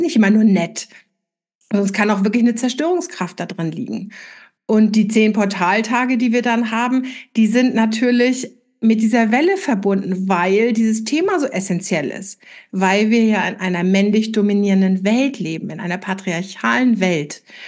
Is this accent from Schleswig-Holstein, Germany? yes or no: yes; Flensburg, Schleswig-Holstein, Germany; in Flensburg, wo ich herkomme